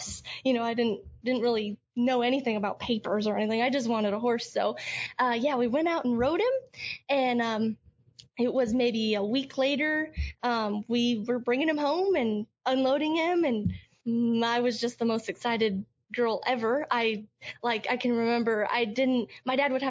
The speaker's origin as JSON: {"language": "English", "town": "Hanover", "region": "Colorado", "country": "United States", "tie": "born or raised there", "said": "growing up in Hanover, my graduating class was only 14 kids."}